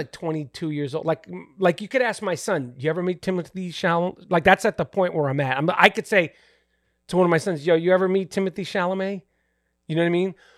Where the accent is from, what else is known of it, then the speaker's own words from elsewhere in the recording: New York City, New York, United States; I grew up in New York City